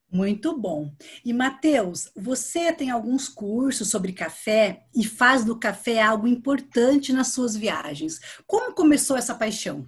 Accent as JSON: {"language": "Portuguese", "town": "Londrina", "region": "Paraná", "country": "Brazil", "moved": "as an adult", "lives_now": "Curitiba, Brazil", "said": "que eu sou da região de Londrina. E quando eu me mudei para Curitiba, há quatro anos"}